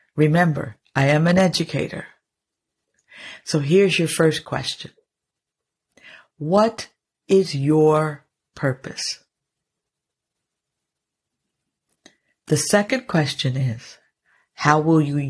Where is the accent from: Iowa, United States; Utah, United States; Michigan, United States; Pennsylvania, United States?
Pennsylvania, United States; near Philadelphia; Being born and raised near Philadelphia